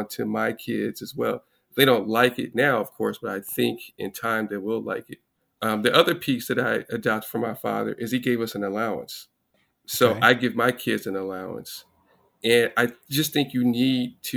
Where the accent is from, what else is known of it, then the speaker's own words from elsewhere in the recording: Los Angeles, California, United States; I grew up in Los Angeles, two-parent household.